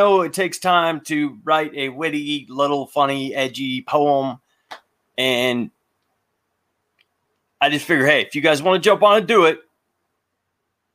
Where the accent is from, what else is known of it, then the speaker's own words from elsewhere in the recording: Ohio, United States; I've always been a Buckeye, but I'm an Ohio guy. I'm from Ohio.